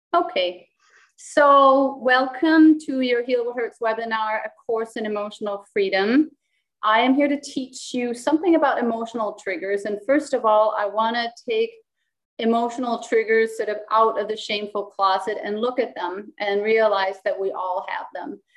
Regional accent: Copenhagen, Capital Region of Denmark, Denmark; first language Danish; English is a second language; also born or lived in United States; I was born and raised in Copenhagen

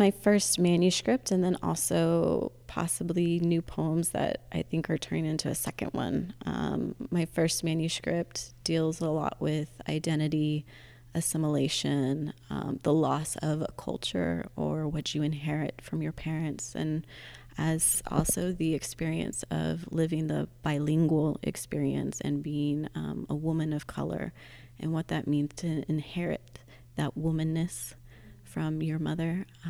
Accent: Texas, United States; now in Middletown, United States; I'm originally from Texas. Right now I am living in a small town in New York.

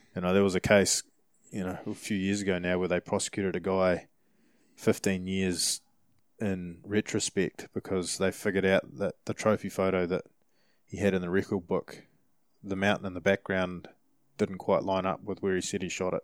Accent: New Zealand; we're from New Zealand

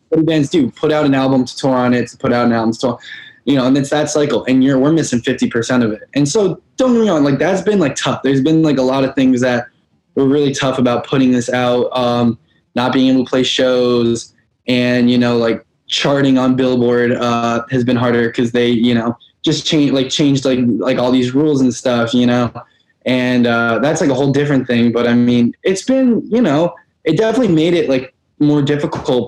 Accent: Albany, New York, United States; where I grew up in Albany, New York

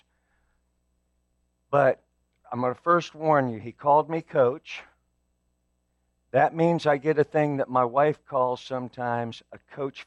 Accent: Evansville, Indiana, United States; moved away; I actually was born and raised in Evansville, so I was there for most of my life

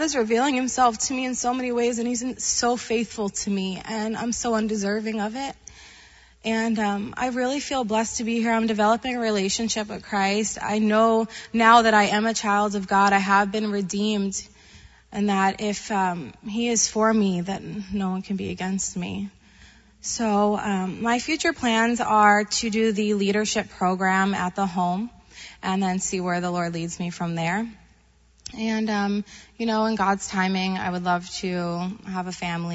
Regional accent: Long Island, New York, United States; moved away; I'm originally from Long Island, New York

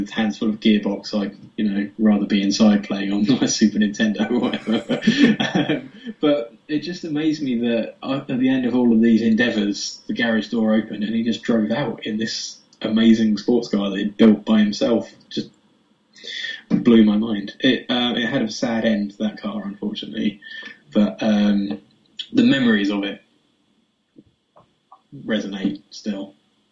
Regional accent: Herne Bay, South East England, United Kingdom; moved away as an adult; also born or lived in Southend / Hampshire / London / Redhill; now in Epsom, United Kingdom; all my childhood, I grew up in Kent, in Herne Bay on the coast, which is lovely

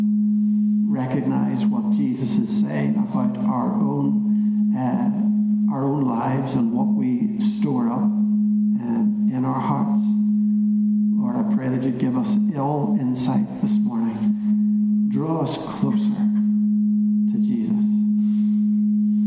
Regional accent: Belfast, Northern Ireland, United Kingdom; when I was growing up in East Belfast.

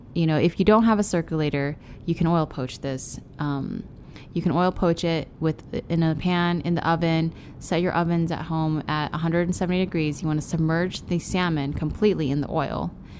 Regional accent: Denver, Colorado, United States; also born or lived in San Francisco, California; now in Austin, United States; By the time I was about to start school in kindergarten is when they decided to move to Denver

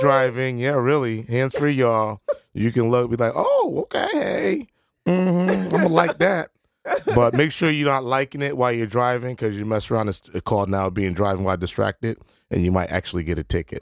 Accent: New Haven, Connecticut, United States; I was born in America, and my passport do say New Haven, Connecticut, United States of America

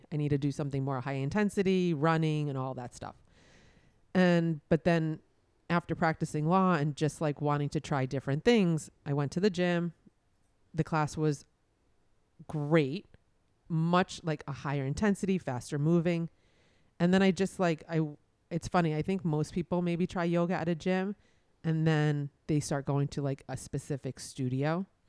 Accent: New York City, New York, United States; moved away as an adult; also born or lived in Boston; now in Miami, United States; I grew up in Brooklyn. I went to college in Boston. I came down to Miami for law school, where I met my husband, and I just stayed in Miami.

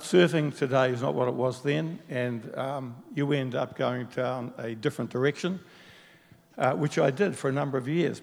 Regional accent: Auckland, New Zealand; Mangawau Primary, which is actually Mangawhau Primary, Balmoral Intermediate, Auckland Grammar

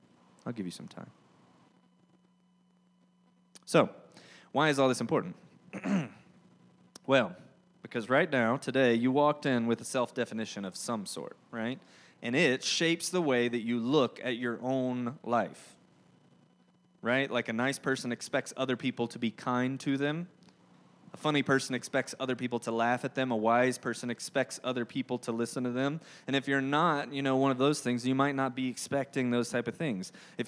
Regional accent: Georgia, United States; accent: southern drawl; Now, if you didn't know, I'm from Georgia. If you couldn't tell by my, you know, thick southern drawl or the fact that I love the word y'all

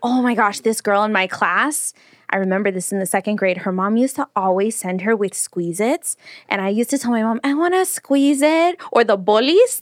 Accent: Long Beach, California, United States; I grew up in North Long Beach

